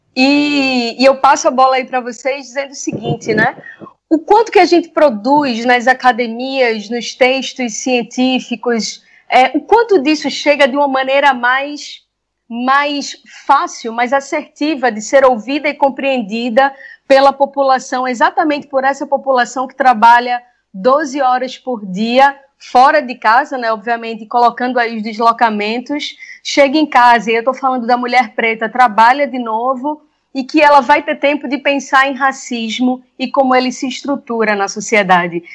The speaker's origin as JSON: {"language": "Portuguese", "town": "Recife", "region": "Pernambuco", "country": "Brazil", "tie": "born or raised there", "said": "como recifense, nascida e criada na periferia entre Recife e Camaragibe"}